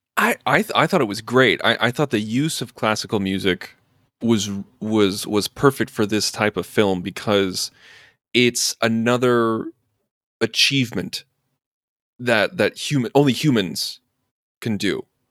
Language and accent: English; Urbana, Illinois, United States; I was born and raised in Urbana, Illinois